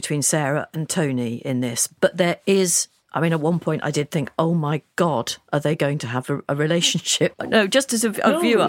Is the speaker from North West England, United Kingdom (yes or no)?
yes; Liverpool, North West England, United Kingdom; I should say I am from Liverpool too. So I wonder whether this whole programme meant more to me because I'm from Liverpool. I've got parents who are in their 80s.